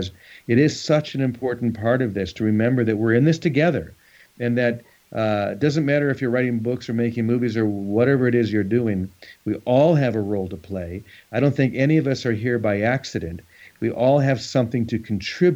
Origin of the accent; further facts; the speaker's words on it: United States; being an American